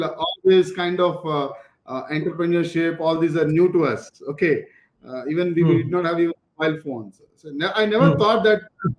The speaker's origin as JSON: {"language": "English", "town": "Hyderabad", "region": "Telangana", "country": "India", "tie": "born or raised there", "also_born_or_lived": "Delhi", "moved": "as an adult", "said": "I was born and brought up in Hyderabad"}